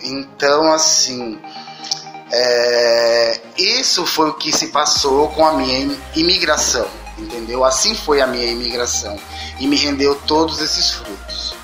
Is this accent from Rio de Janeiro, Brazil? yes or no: no; Recife, Pernambuco, Brazil; moved away as an adult; also born or lived in São Paulo; eu sou pernambucano, né, recifense, nascido na, no bairro da Torre, na Praça da Torre